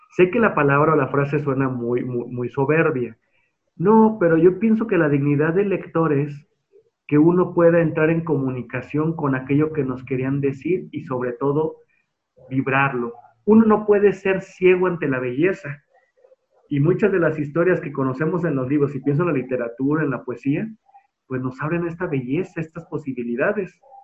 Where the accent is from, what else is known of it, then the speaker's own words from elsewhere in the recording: Guadalajara, Jalisco, Mexico; soy tapatío, tengo 36 años